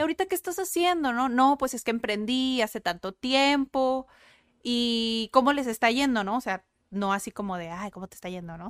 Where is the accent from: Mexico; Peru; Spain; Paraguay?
Mexico; first language Spanish; cómo somos los mexicanos